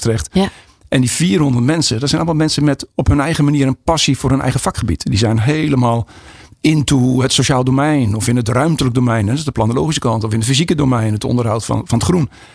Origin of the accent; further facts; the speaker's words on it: Alphen aan de Rijn, South Holland, Netherlands; ik kom uit Alphen aan de Rijn